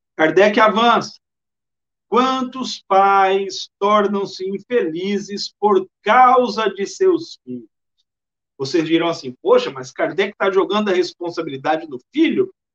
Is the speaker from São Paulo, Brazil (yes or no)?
yes; Bauru, São Paulo, Brazil; also born or lived in Maranhão; now in Salvador, Brazil; eu sou de Bauru, interior do estado de São Paulo